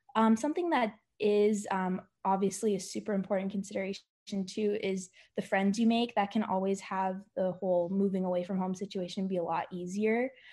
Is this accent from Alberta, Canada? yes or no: no; Ontario, Canada; moved away as an adult; now in Indianapolis, United States; I'm from Ontario, Canada.